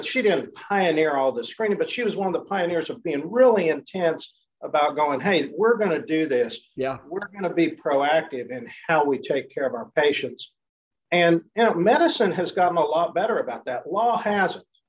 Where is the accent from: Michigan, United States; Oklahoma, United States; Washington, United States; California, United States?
Oklahoma, United States; Enid; And I run it out of my hometown, which is Enid, Oklahoma